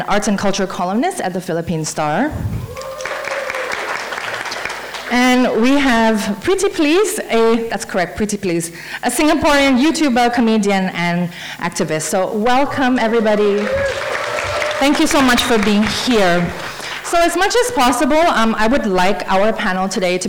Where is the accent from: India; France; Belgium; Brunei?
Brunei; I'm from Brunei